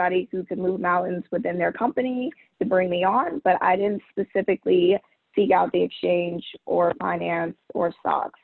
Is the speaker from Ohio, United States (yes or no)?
no; Marietta, Georgia, United States; moved away as an adult; also born or lived in New York; I'm originally from Marietta, Georgia, which is about 5 minutes outside of Atlanta.